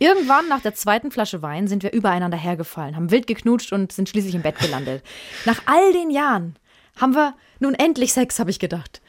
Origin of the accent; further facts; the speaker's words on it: Franconia, Bavaria, Germany; bei uns in Franken